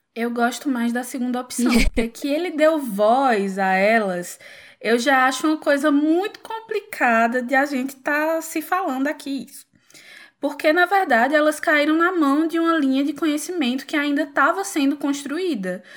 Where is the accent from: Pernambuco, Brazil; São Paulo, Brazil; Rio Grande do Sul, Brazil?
Pernambuco, Brazil; sou pernambucana, como já deve ter dado para perceber pelo sotaque